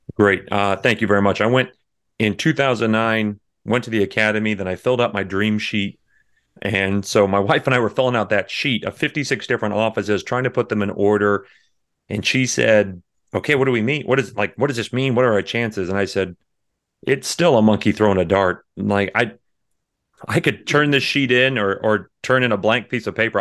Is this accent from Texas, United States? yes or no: yes; near San Antonio, Texas Hill Country, United States; I was born in San Antonio. I was raised in the hill country right outside there